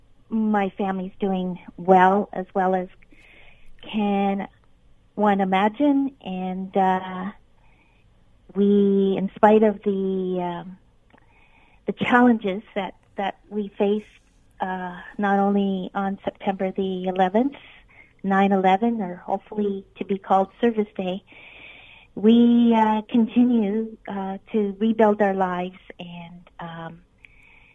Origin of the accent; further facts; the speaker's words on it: Ontario, Canada; a Canadian who actually lived in Canada